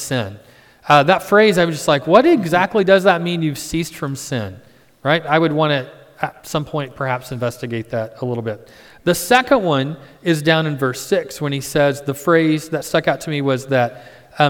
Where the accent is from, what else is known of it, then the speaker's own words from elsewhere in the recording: Midwest, United States; I'm from the Midwest